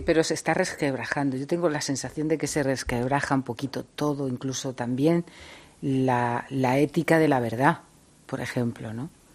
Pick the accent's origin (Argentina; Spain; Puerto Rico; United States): Spain; Siendo español